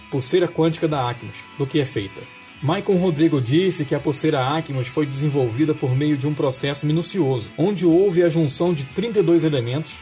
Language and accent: Portuguese; Nova Iguaçu, Rio de Janeiro, Brazil; moved away as an adult; also born or lived in South of Brazil; Eu nasci em Nova Iguaçu, uma cidade que fica uma hora da capital do Rio de Janeiro, tenho 41 anos, moro no Sul já há mais de 10 anos